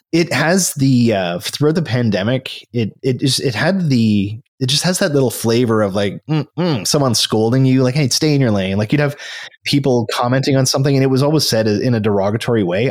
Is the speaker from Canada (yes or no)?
yes; Canada; here I am as a Canadian